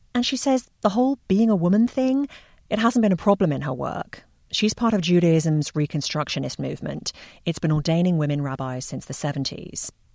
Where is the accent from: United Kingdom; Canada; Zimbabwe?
United Kingdom; England; moved away; growing up in England